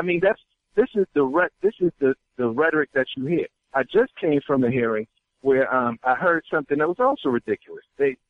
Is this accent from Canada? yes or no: no; Maryland, United States; I'm from Somerset County, Maryland, Western Maryland, where the home of ECI, Correctional Institution, Eastern Correctional Institution.